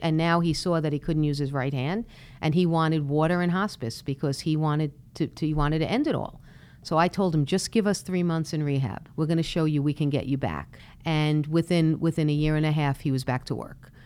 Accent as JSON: {"language": "English", "town": "Brooklyn", "region": "New York", "country": "United States", "tie": "born or raised there", "said": "I was born and raised in Brooklyn"}